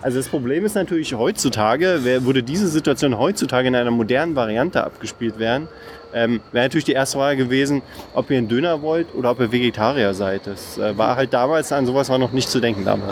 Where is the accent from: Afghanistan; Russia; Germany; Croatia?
Germany; Berlin; ich komme aus Marzahn